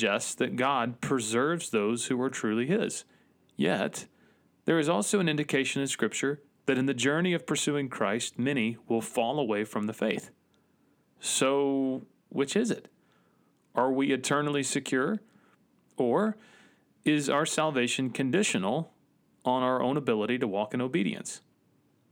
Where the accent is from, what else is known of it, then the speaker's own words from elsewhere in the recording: Northwest Georgia, United States; I grew up in Northwest Georgia, like surrounded by mountains